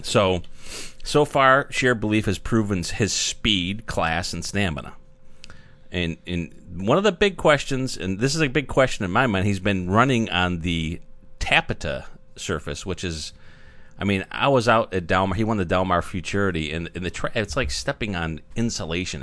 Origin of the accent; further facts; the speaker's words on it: New York, United States; born and raised in New York